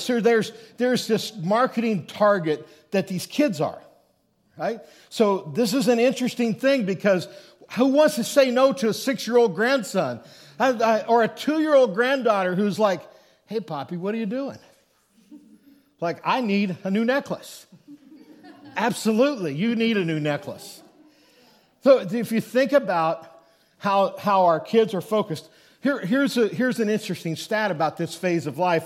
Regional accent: Thedford, Nebraska, United States; little village called Thedford, Nebraska is where, uh, my, I would say my hometown is

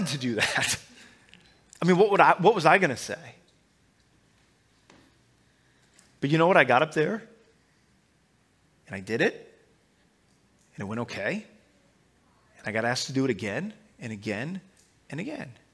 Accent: Omaha, Nebraska, United States; I grew up in Omaha, Nebraska

